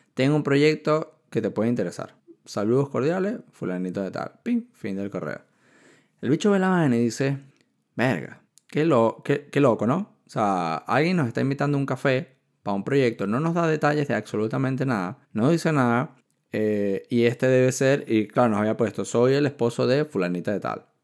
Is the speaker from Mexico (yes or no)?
no; Venezuela; moved away as an adult; also born or lived in China / Barcelona, Spain; soy de Venezuela, estoy estudiando ingeniería